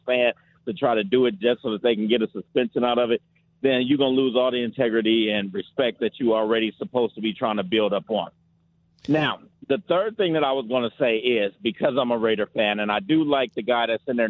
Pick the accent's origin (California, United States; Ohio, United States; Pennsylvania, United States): California, United States; Oakland; I'm from Oakland, California.